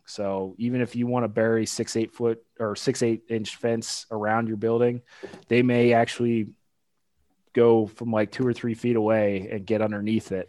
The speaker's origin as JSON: {"language": "English", "region": "Pennsylvania", "country": "United States", "also_born_or_lived": "Illinois / Delaware", "moved": "as an adult", "lives_now": "Kentucky, United States", "said": "I'm originally from Pennsylvania."}